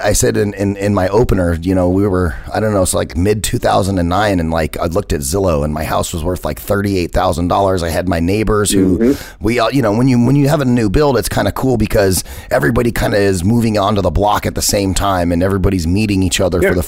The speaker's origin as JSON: {"language": "English", "town": "Phoenix", "region": "Arizona", "country": "United States", "tie": "born or raised there", "said": "I grew up in Metro Phoenix over by Metro Center"}